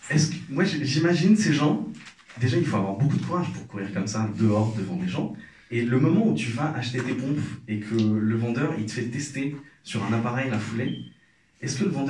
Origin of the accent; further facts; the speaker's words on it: Algeria; now in Paris, France; Alors, euh, moi je suis algérien, je suis à Paris depuis pas longtemps. Et enfin, depuis quelques années.